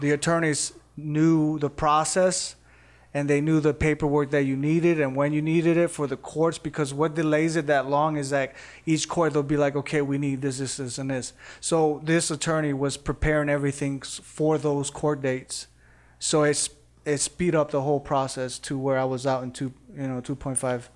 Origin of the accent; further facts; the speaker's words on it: Indiana, United States; moved away as an adult; also born or lived in Costa Rica / Arizona; now in Las Vegas, United States; in Indiana, I, I started off drawing